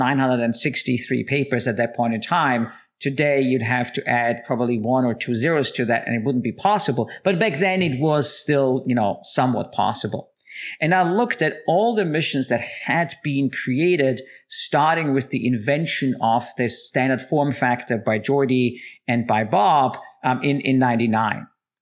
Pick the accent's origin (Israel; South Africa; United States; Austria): Austria; moved away; I'm originally from Austria